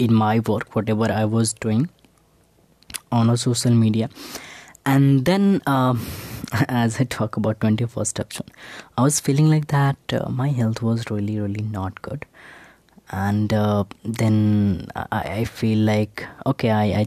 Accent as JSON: {"language": "English", "region": "Bihar", "country": "India", "tie": "born or raised there", "moved": "yes", "said": "I just returned to my hometown in Bihar"}